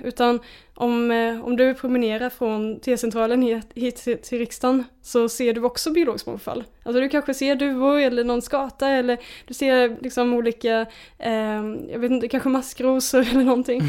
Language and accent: Swedish; Småland, Sweden; jag växte upp i Småland med liksom naturen som mitt lekrum